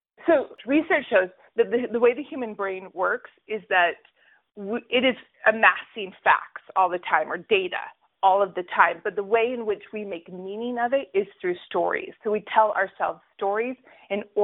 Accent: United States; also born or lived in Utah; now in Brooklyn, New York, United States; I was raised in Colorado and Alaska

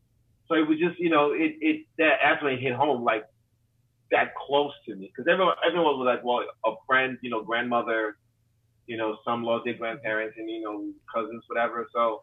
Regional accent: New York, United States; And, you know, I grew up there. I grew up in New York. You know, I grew up just everywhere. You know, just like traveled a lot as a kid.

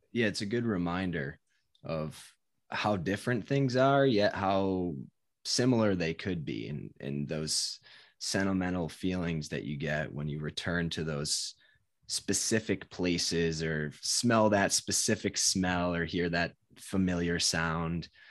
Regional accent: Connecticut, United States; moved away as an adult; also born or lived in Providence, Rhode Island; now in Massachusetts, United States; I grew up in Connecticut, and always lived in Connecticut until I went to college

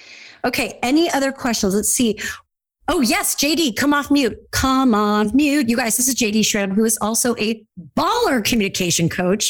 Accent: California, United States; I grew up in Orange County, California. We all totally talk like this all the time.

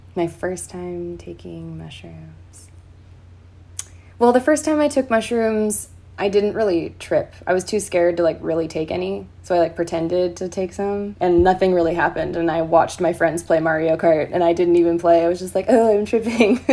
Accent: San Clemente, California, United States; I'm from San Clemente

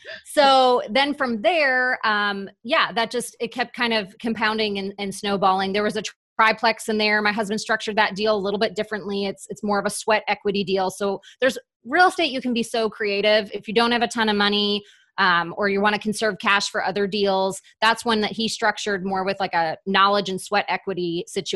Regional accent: Wisconsin, United States; my hometown in Wisconsin

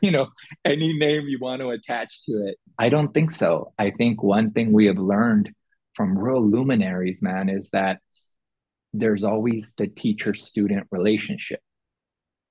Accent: San Diego, California, United States; I grew up in South San Diego in the projects

